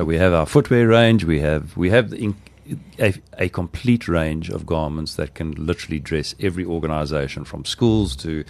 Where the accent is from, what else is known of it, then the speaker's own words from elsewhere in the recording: Nelspruit, Mpumalanga, South Africa; Okay, so in Nelspruit, and we were born and bred in Nelspruit. This is where our roots are, and we will never move from Nelspruit. We love the Laeveld.